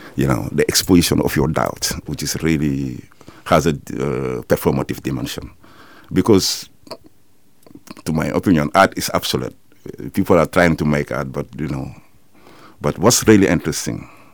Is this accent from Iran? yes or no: no; Senegal; moved away as an adult; now in Netherlands; I'm from Senegal